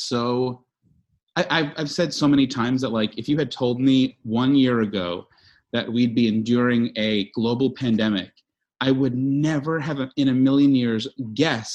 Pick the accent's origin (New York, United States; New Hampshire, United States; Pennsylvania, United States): New York, United States; moved away; I'm from New York and I have plenty of friends and family there